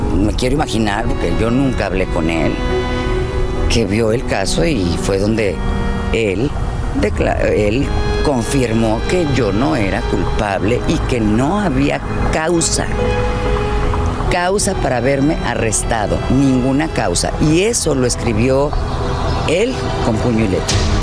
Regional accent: Mexico; yo soy mexicana

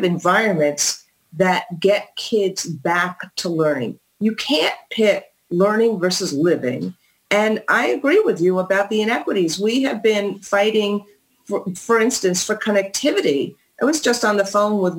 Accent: New York City, New York, United States; I'm a New Yorker.

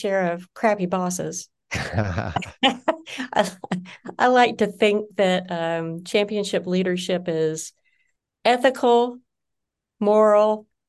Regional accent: Deep South, United States; also born or lived in Oklahoma; I'm Southern by birth. Well, that's not true. I was born in Oklahoma, but I grew up in the South, in the Deep South, in the Jimmy Carter South.

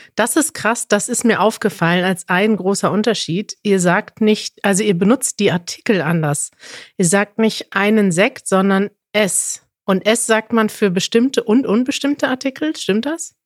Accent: Germany; Wir kommen selber aus Deutschland

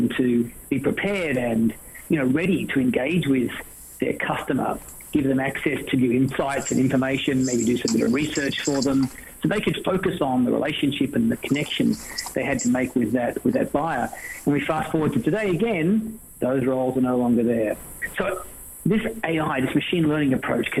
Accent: Australia; accent: Australian

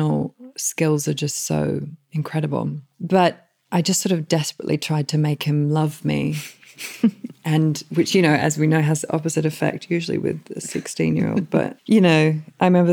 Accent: Australia; as an Australian.

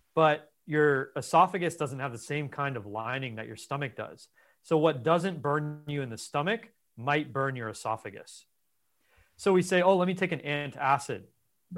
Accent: Los Angeles, California, United States; I was raised in Los Angeles

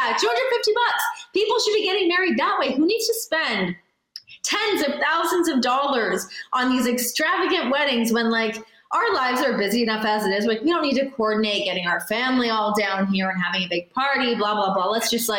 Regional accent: Canada; I would say, you know, obviously like the politeness, I think we do fall into some of like our stereotypes, like the quirky, weird.

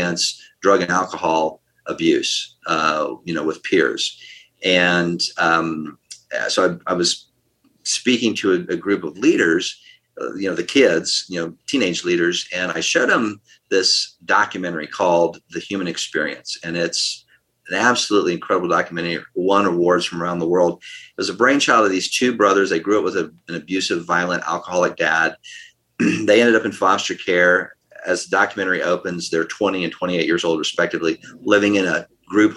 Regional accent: United States; I'm an American

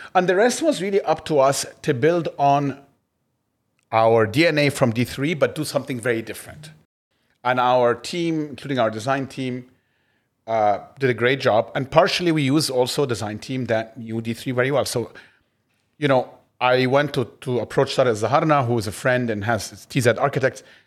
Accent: Egypt; moved away as an adult; also born or lived in United States; I grew up in Egypt, uh, and, but then also went to the States

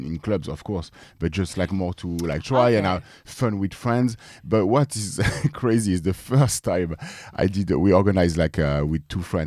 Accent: France; as a French

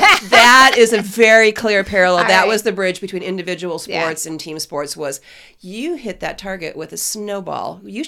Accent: Phoenix, Arizona, United States; I grew up in Phoenix.

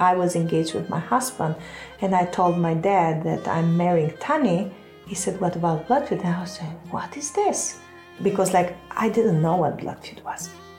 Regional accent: Vlorë, Vlorë County, Albania; I come from the south. I come from Vlora. So Vlora is like 2 hours southern. It's a beautiful city.

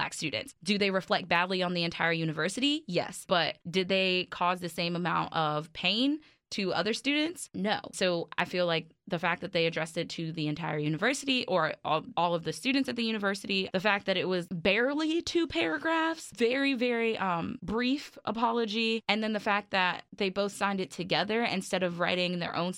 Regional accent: New York City, New York, United States; moved away; I grew up in Brooklyn

